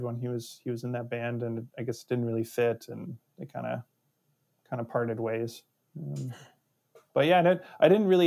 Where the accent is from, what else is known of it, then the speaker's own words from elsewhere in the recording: Brandon, Manitoba, Canada; now in Seattle, United States; I grew up in Brandon